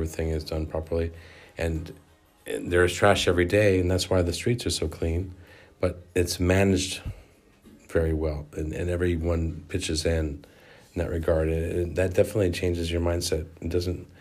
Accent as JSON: {"language": "English", "country": "United States", "moved": "yes", "lives_now": "Venice, Italy", "said": "as an American"}